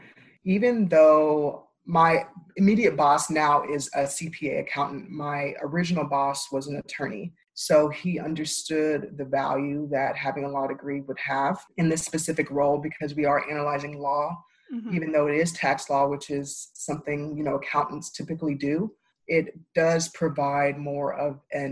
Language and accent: English; Tulsa, Oklahoma, United States; moved away as an adult; now in Dallas, United States; I am originally from Tulsa, Oklahoma, and that's where I went to law school